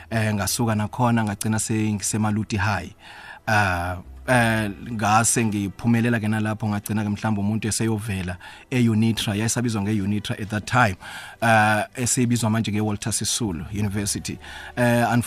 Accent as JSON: {"language": "Zulu", "town": "Matatiele", "region": "Eastern Cape", "country": "South Africa", "tie": "born or raised there", "said": "ngikhulele e, e, eMatatiyele then umuntu wenze namabanga kamancane primary khona ePhamutse"}